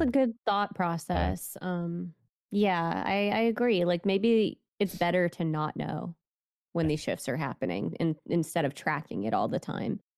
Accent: United States; I'm an American

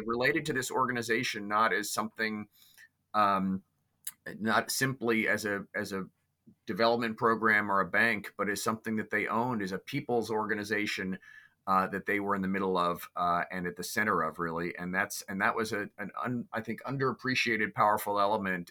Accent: New York City, New York, United States; I was raised in New York City

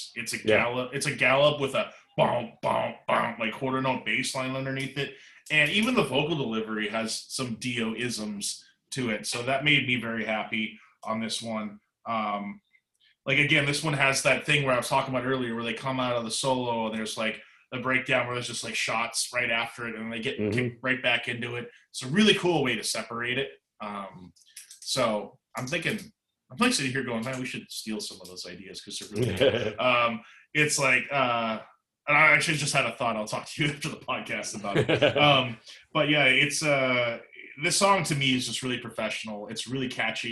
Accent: Canada

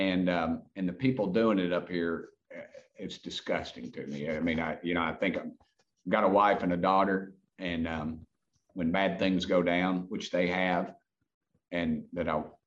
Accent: Knoxville, Tennessee, United States; I grew up in West Knoxville

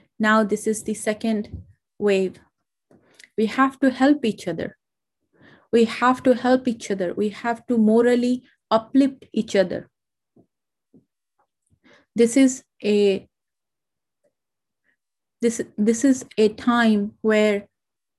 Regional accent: India; now in United States; India, which is my home country

